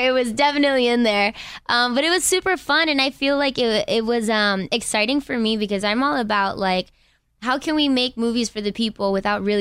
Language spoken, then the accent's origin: English; Inglewood, California, United States; from Inglewood.